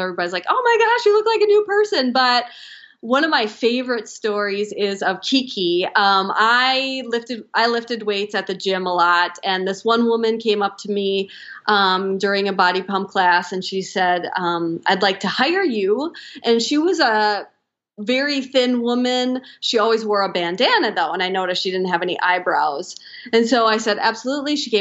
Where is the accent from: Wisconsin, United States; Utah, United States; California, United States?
Wisconsin, United States; I'm from Wisconsin